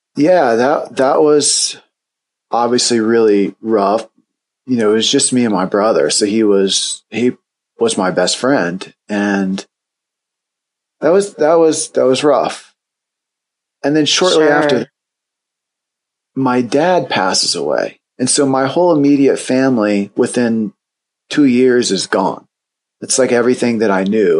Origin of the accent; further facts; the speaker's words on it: Indiana, United States; I grew up in Indiana